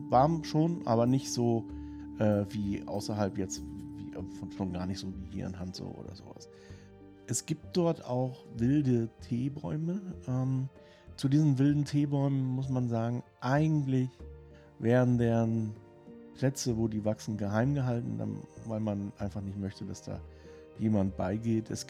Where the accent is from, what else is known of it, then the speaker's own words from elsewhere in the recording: Rostock, Mecklenburg-Vorpommern, Germany; weil ich bin in Rostock aufgewachsen mit Sprotten und die habe ich auch mit dem Kopf gegessen.